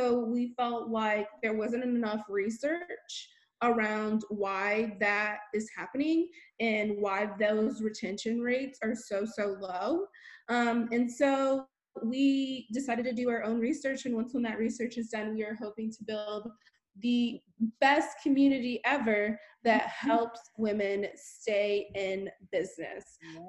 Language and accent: English; Honolulu, Hawaii, United States; born there; Also, I'm a military brat. I've been all over the world. I was born in Honolulu, Hawaii, and have been skipping all over the place since then.